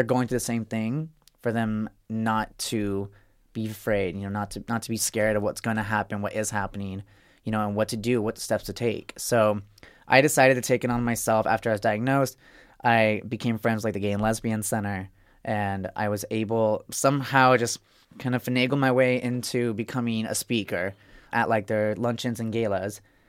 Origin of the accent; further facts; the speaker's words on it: Arizona, United States; Arizona. {S4} Okay. {S10} Yeah. Red state. my parents are still there, too.